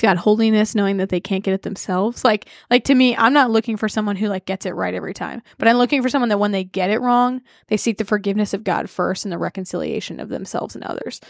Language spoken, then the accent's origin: English; United States; as an American, have to recognize that a lot of my formation is due to America